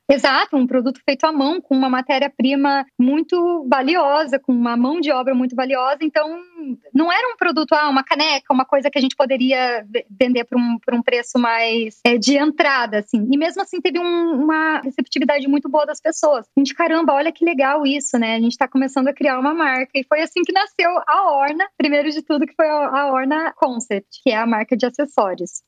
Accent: Curitiba, Paraná, Brazil; nós somos de Curitiba

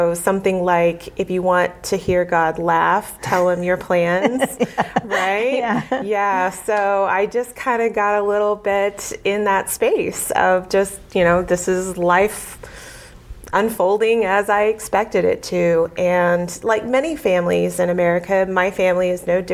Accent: Muskogee, Oklahoma, United States; moved away as an adult; also born or lived in Springfield, Massachusetts; I'm originally from Oklahoma

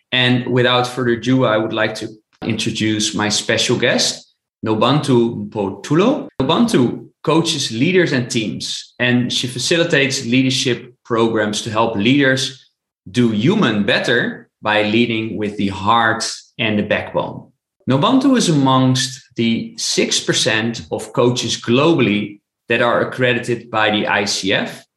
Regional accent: Netherlands; I'm from the Netherlands in Europe

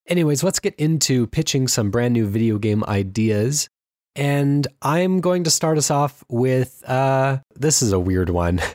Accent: Anaheim, California, United States; moved away; I grew up in Anaheim, California

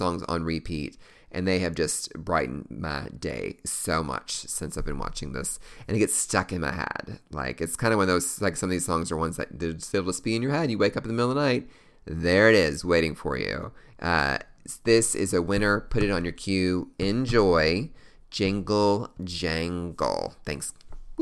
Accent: Louisville, Kentucky, United States; Louisville, Kentucky, my hometown

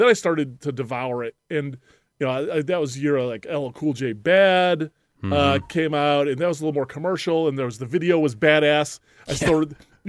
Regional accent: Illinois, United States; so I grew up in the Chicago suburbs, and we went to this school field trip for like eighth grade senior day or whatever.

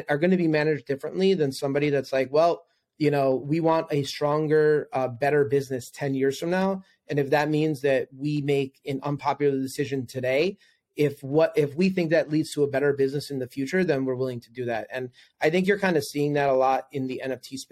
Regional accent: New York City, New York, United States; also born or lived in Manhattan; I'm originally from New York. I lived in Manhattan for 13 years and a New Yorker

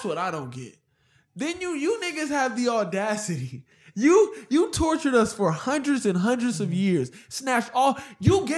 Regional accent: United States; I'm as American as you

